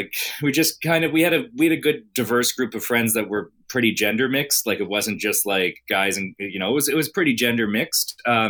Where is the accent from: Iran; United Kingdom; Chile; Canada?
Canada; St. John's, Newfoundland and Labrador; also born or lived in Branch and St. Bride's, Newfoundland; growing up in St. John's, but spending summers out around the Cape Shore area, Branch and St. Bride's, where my grandparents are from.